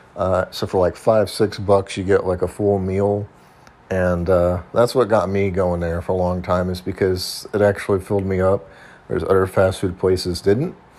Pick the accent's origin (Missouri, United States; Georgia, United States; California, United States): Missouri, United States; I grew up in Missouri